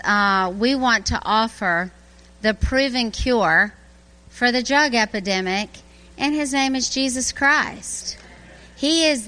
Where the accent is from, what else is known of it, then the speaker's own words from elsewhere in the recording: Louisiana, United States; moved away as an adult; also born or lived in Birmingham, Alabama; now in Garrison, New York, United States; I'm from Louisiana. I was born and raised there, but then I worked in Birmingham, Alabama for 22 years